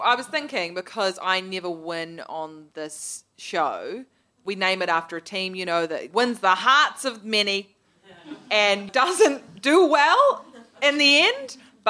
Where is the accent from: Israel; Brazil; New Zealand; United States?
New Zealand; New Zealand.